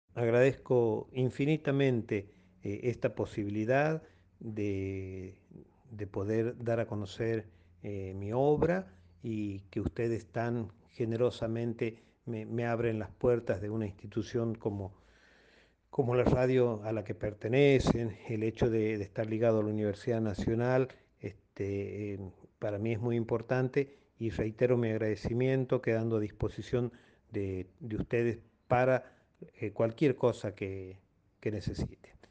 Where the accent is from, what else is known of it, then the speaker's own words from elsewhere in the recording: Colonia Dora, Santiago del Estero, Argentina; muchos de nosotros, de los dorenses